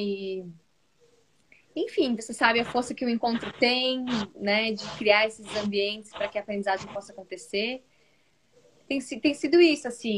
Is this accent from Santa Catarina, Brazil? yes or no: yes; Florianópolis, Santa Catarina, Brazil; Eu sou aqui de Santa Catarina, de Florianópolis